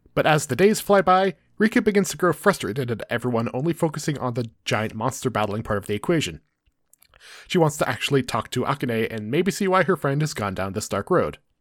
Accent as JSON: {"language": "English", "country": "United States", "said": "we're from America"}